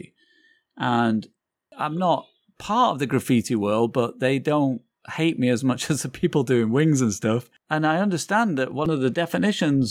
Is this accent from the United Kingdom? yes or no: yes; England, United Kingdom; moved away as an adult; also born or lived in Manchester; now in New York, United States; I'm English